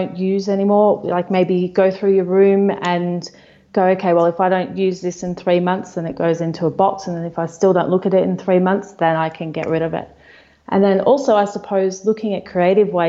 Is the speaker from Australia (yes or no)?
yes; Melbourne, Victoria, Australia; moved away as an adult; We're from Melbourne, Australia, my husband and I and two kids